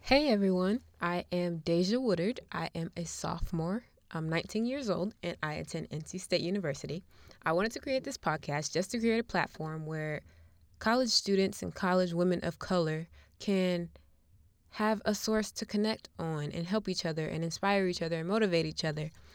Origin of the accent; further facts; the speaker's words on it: Buffalo, New York, United States; now in Charlotte, United States; I'm from Buffalo, New York, even though I currently live in Charlotte, North Carolina